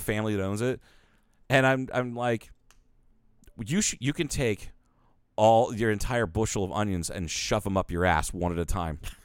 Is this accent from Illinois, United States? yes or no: no; Ohio, United States; moved away; I lived in Ohio for all those years